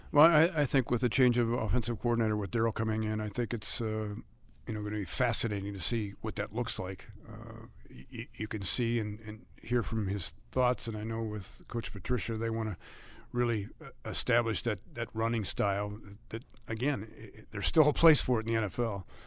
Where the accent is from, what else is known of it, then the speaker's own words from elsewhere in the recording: Cleveland, Ohio, United States; also born or lived in San Francisco; now in Detroit, United States; I grew up in Cleveland